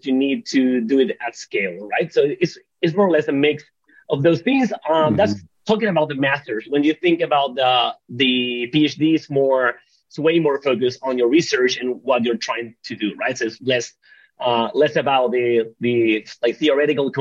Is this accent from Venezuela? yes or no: yes; Venezuela; moved away as an adult; now in Barcelona, Spain; I was born and raised in Venezuela